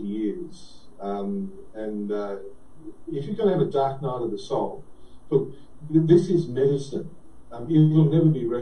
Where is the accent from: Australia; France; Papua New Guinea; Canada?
Australia; being Australian